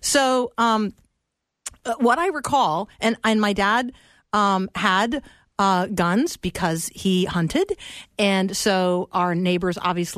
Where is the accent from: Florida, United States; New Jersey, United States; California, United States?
Florida, United States; Tampa; We're in Florida. I grew up in Tampa.